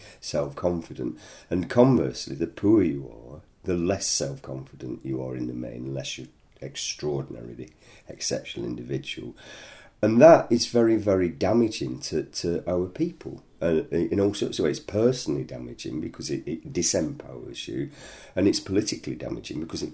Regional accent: the north of England, United Kingdom; accent: northern; now in London, United Kingdom; You can gather from my accent, I'm a northerner originally

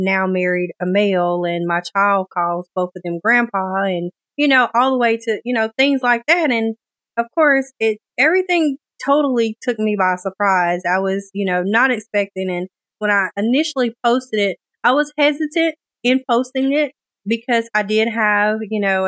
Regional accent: Shelby, North Carolina, United States; moved away as an adult; now in Raleigh, United States; I was born and raised in a small town called Shelby

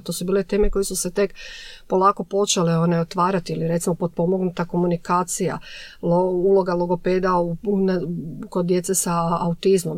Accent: Šibenik, Šibenik-Knin County, Croatia; moved away as an adult; now in Zagreb, Croatia; Tad sam došla iz Šibenika u Zagreb na studij.

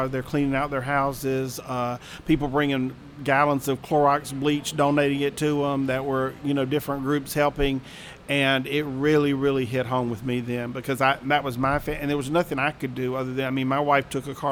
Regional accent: Mississippi Gulf Coast, United States; moved away; I grew up on the Mississippi Gulf Coast

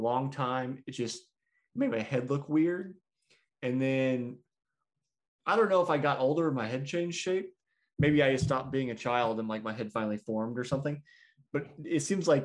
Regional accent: Kansas City, United States; I am from Kansas City

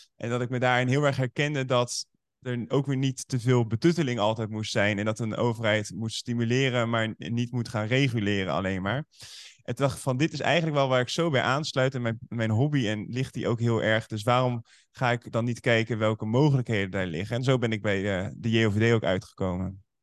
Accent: Nieuwerkerk aan den IJssel, South Holland, Netherlands; Uit een plaatsje daar in de buurt Nieuwekerk aan de IJssel. En daar ben ik opgevoed

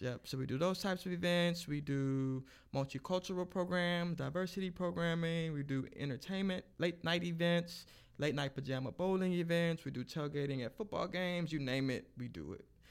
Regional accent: Lake Charles, Louisiana, United States; now in Lafayette, United States; I'm actually originally from Lake Charles

